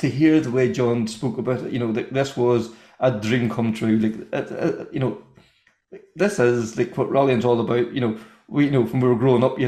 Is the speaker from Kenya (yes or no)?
no; Ireland; we're Irish